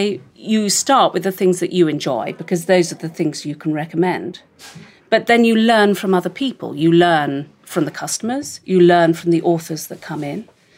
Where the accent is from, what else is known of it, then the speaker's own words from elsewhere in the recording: London, United Kingdom; Well, I was brought up in Chelsea. My parents built their own house just off Cheyne Walk.